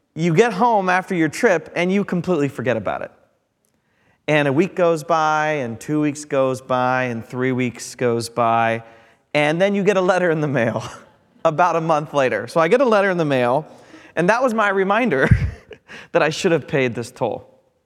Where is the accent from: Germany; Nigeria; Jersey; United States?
United States; Midwest; I'm from the Midwest. We're sandwich people.